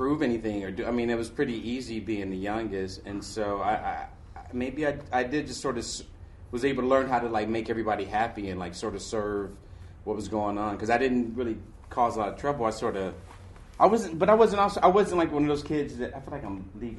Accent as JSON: {"language": "English", "town": "Detroit", "region": "Michigan", "country": "United States", "tie": "born or raised there", "also_born_or_lived": "Chicago", "moved": "as an adult", "said": "I came from Detroit"}